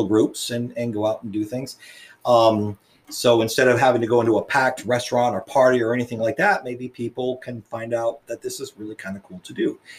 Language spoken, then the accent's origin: English; Ledyard, Connecticut, United States; I grew up in Ledger, right?